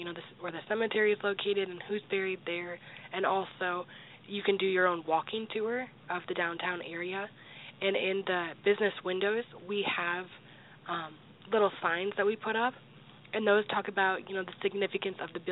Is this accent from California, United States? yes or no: no; Decorah, Iowa, United States; moved away as an adult; also born or lived in Burr Oak, Iowa; now in De Smet, United States; I'm from Decorah, Iowa, and I live just a few miles from Baroque, Iowa